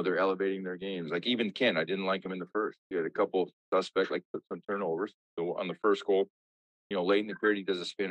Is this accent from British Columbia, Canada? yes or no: yes; Armstrong, British Columbia, Canada; I lived in a small town. I was in Armstrong, British Columbia